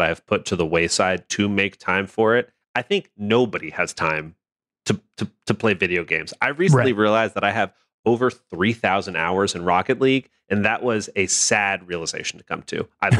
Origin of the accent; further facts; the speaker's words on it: Los Angeles, California, United States; The Forbidden West expansion, The Burning Shores, is set in my hometown of Los Angeles.